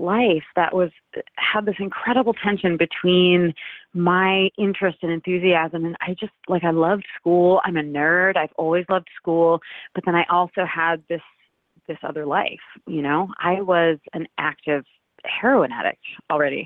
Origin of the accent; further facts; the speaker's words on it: Cape Cod, Massachusetts, United States; I grew up on Cape Cod, and that's a sort of summer tourist economy